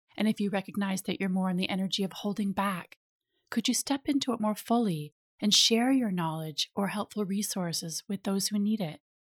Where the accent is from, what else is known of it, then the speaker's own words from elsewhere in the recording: Minnesota, United States; moved away as an adult; also born or lived in California; I was from Minnesota